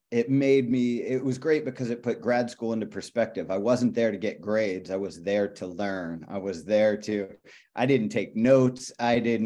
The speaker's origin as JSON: {"language": "English", "town": "Pittsburgh", "region": "Pennsylvania", "country": "United States", "also_born_or_lived": "Liverpool", "moved": "as an adult", "said": "I'm from Pittsburgh"}